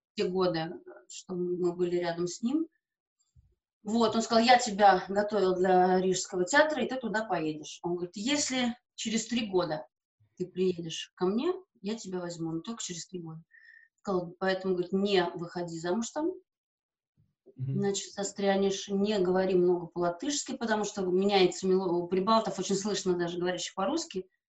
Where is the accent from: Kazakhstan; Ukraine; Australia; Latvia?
Latvia; Riga; first language Russian; я латышка по национальности